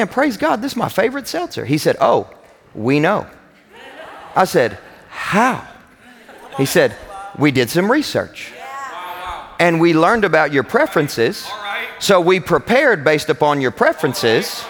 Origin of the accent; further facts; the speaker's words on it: Kentucky, United States; I'm from Kentucky